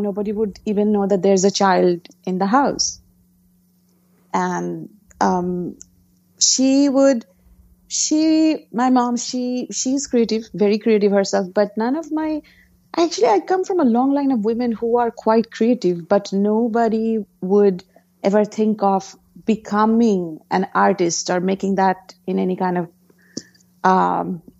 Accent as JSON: {"language": "English", "town": "Kolkata", "region": "West Bengal", "country": "India", "tie": "born or raised there", "second_language": "English", "moved": "as an adult", "lives_now": "New Jersey, United States", "said": "I grew up in Calcutta, India, which is eastern part of India"}